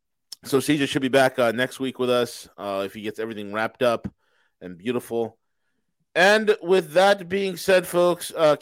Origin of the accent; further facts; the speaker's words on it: New York, United States; You know, and I'm from New York. I got to get everything done in a New York minute.